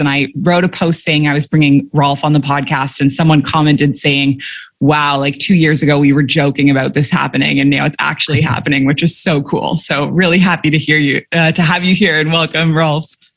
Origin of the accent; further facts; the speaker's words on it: Canada; moved away as an adult; also born or lived in Dubai / Abu Dhabi; now in Bali, Indonesia; I'm a Canadian who moved across the world at age 23 and I never went back.